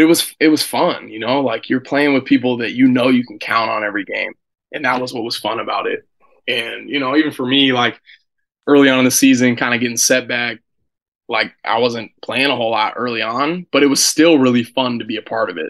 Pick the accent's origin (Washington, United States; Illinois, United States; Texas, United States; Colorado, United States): Washington, United States; Seattle; moved away as an adult; growing up in Seattle, University of Washington's your big football school